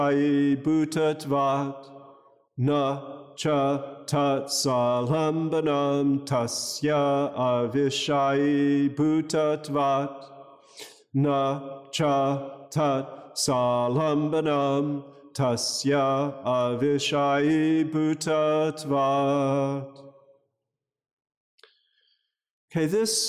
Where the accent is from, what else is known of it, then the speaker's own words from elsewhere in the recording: United States; now in Los Angeles, United States; I grew up near Canada